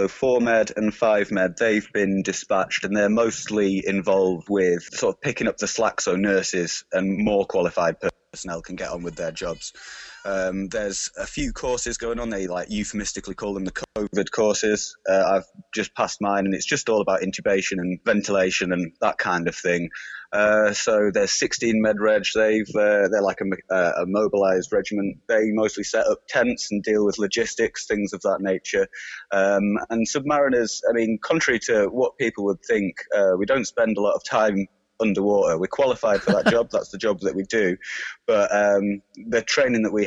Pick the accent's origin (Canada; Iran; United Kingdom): United Kingdom; Lancashire, North West England; I'm originally from Lancashire